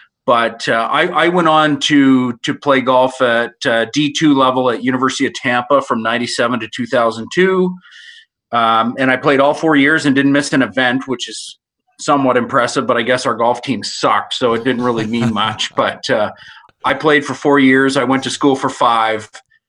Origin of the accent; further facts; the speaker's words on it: Nova Scotia, Canada; now in Alberta, Canada; I grew up in Nova Scotia, so we didn't really have the luxury of what we have in Alberta. And I didn't even know what a private course was until I moved to Alberta